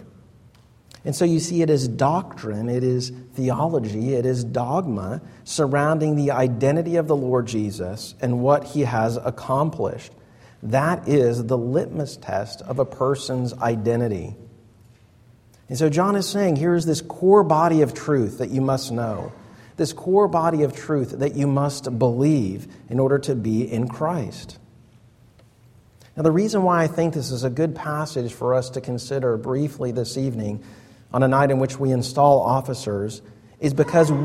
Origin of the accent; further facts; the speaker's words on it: United States; us as American pragmatists